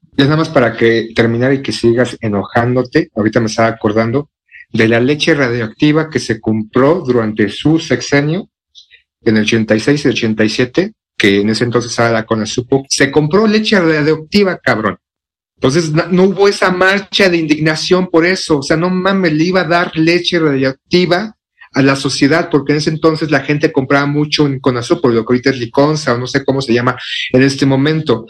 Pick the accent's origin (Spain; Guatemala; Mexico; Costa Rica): Mexico